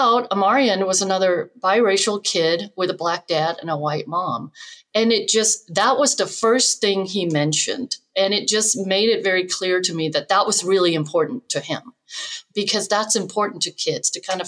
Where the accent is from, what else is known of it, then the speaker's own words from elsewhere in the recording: Denmark; moved away as an adult; now in United States; I grew up in Denmark, which was very white, homogenous